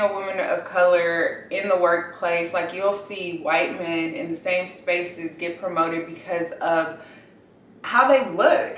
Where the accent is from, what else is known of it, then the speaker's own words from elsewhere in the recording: Inglewood, California, United States; I grew up in Inglewood, California